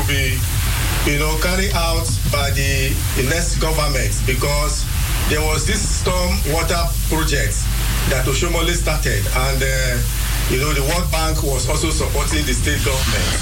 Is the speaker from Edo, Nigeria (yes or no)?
yes; Edo, Nigeria; I'm also from Edo State